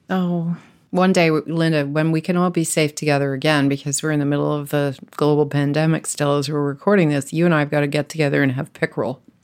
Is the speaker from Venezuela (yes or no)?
no; Ontario, Canada; I was raised in Ontario